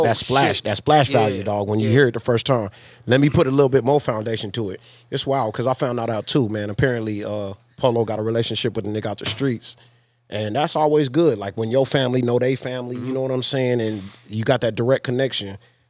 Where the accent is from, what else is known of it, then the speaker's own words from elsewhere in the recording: San Antonio, Texas, United States; I'm from San Antonio.